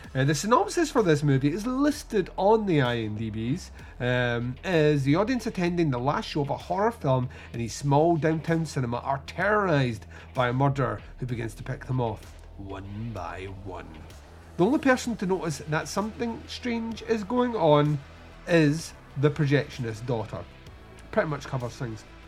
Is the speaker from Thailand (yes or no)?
no; Scotland, United Kingdom; accent: Scottish; we're Scottish and slurred speech with a Scottish accent